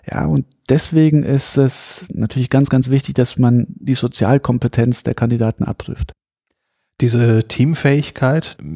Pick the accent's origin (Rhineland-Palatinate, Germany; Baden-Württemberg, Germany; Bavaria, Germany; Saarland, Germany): Saarland, Germany; ich bin ja aus dem Saarland, sehr dünn besiedelt und zu der Zeit ähm, hat man ja noch ein bisschen den, als ich klein war, hat man noch den Kalten Krieg, ähm, zwar Tieffluggebiet, Rammstein ist in der Nähe, die amerikanische Airbase.